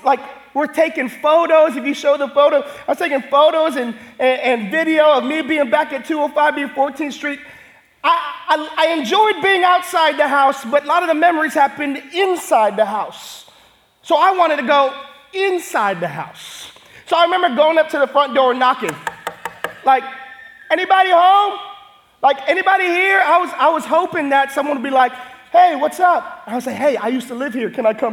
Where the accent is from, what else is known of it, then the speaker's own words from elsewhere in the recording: Hawaii, United States; we're so big as Hawaiian people